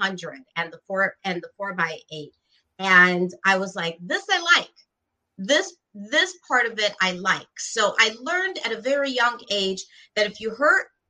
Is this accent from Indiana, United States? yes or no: yes; Gary, Indiana, United States; also born or lived in Tampa, Florida; I'm very proud to be from the 219. You know, I've shared before, I was born in Gary, Indiana, to two incredible Puerto Rican parents